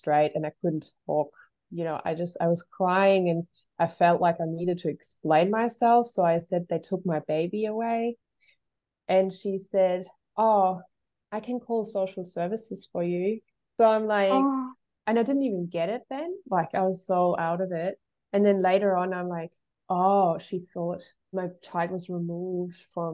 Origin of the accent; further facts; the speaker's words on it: Germany; moved away; I was born in Germany and, you know, lived there for a really long portion of my life